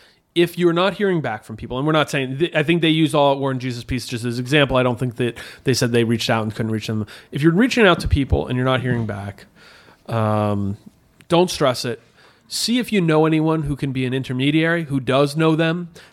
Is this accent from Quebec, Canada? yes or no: yes; Montreal, Quebec, Canada; We're two kids from Montreal trying to put on a fest.